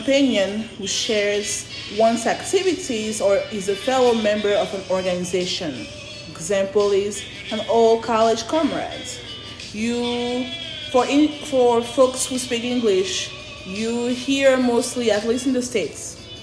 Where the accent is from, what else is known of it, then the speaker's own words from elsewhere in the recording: Côte d’Ivoire; moved away; I don't live in my home country. Born and raised in Ivory Coast, Cote d'Ivoire